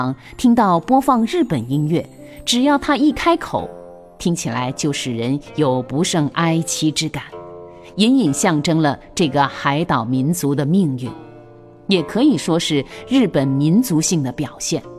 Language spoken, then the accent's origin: Chinese; China; 孔子集中国文化之大成，我们中国人自己对他的封号最好，大成至圣先师